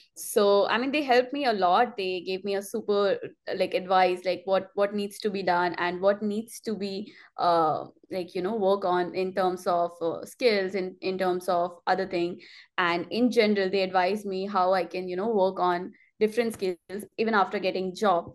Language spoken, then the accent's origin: English; India; moved away as an adult; now in Montreal, Canada; I'm from India